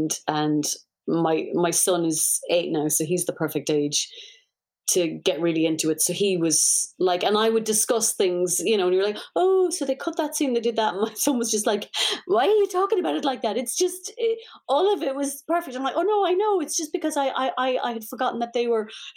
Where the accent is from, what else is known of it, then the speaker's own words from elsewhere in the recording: Ireland; being Irish